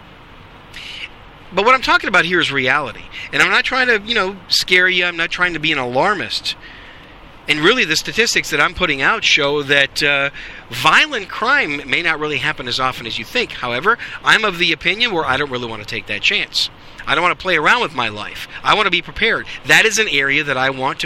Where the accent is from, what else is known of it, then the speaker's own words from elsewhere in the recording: Wisconsin, United States; I grew up in Wisconsin.